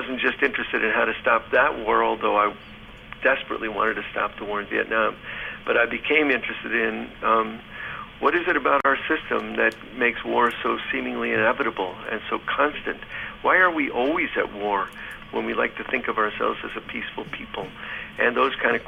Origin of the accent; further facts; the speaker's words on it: Chicago, Illinois, United States; also born or lived in Ann Arbor; I'm from Chicago